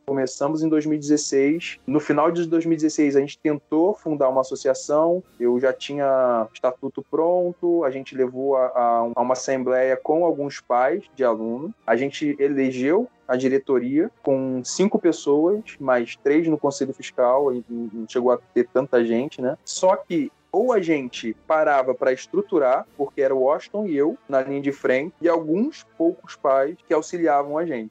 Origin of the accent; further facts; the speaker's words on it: Rio de Janeiro, Brazil; also born or lived in Itaguaí; sou do Rio